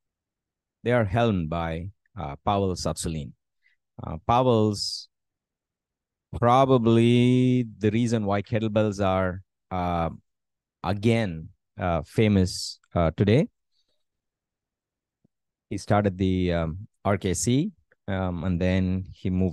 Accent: India; moved away as an adult; also born or lived in United States; moving back to my hometown

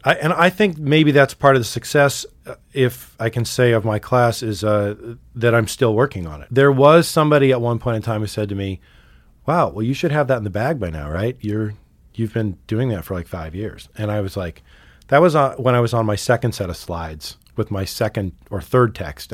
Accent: Sitka, Alaska, United States; also born or lived in Montana; now in Missoula, United States; I grew up in Sitka, Alaska

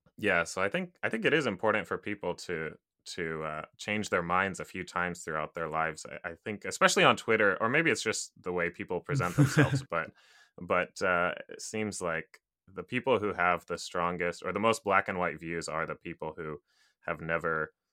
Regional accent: Japan; I grew up, well, my parents are American. They're from Kansas, actually. I grew up in Japan.

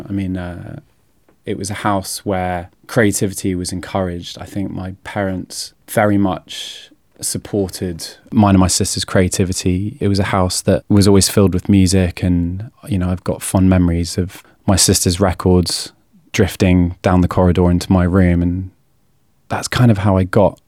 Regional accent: a village just outside of Oxford, South East England, United Kingdom; I turned 16 in May 2001, and at the time I was living in a village just outside of Oxford

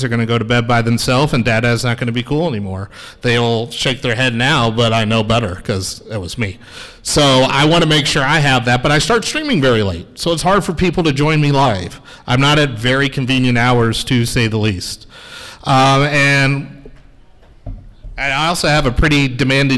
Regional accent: Dallas, Texas, United States; also born or lived in Notre Dame, Indiana; I'm not local. I'm from the Dallas area

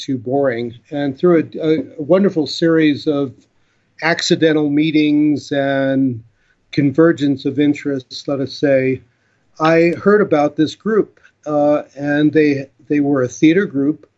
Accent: New York, United States; growing up in New York

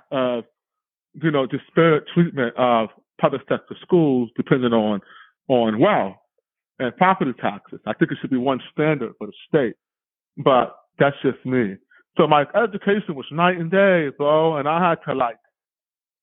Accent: United States; also born or lived in Oakland, California; I just barely missed the cutoff for being able to run for president of the United States by being born on the mainland

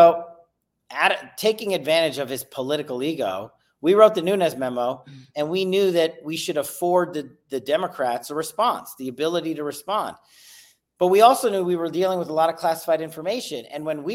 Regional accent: New York, United States; I'm a kid from New York, a minority

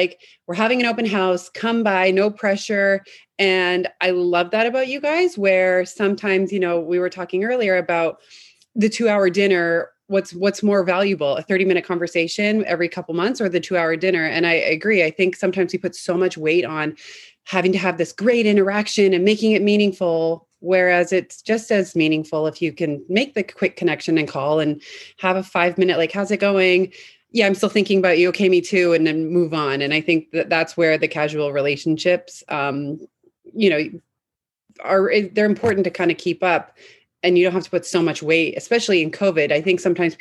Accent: Vancouver, British Columbia, Canada; now in San Francisco, United States; I'm from Vancouver, Canada originally

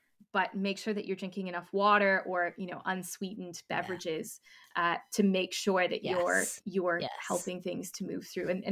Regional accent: Canada; being Canadian

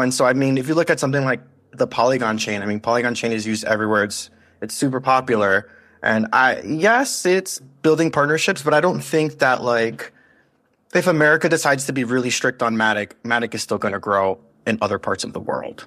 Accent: United States; we're so American

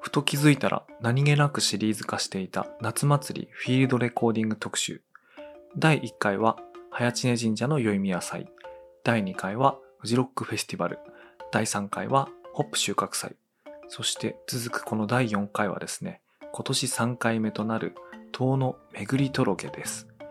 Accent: Tono, Iwate, Japan; 東野の出身だと

